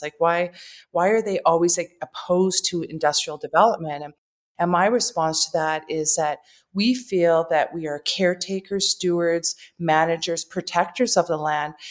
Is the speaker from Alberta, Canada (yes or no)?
yes; Fort McKay First Nation, Alberta, Canada; moved away; also born or lived in Treaty 7 Territory, Alberta; I am from Fort Mackay First Nation, uh, which share Cree and Dene and Métis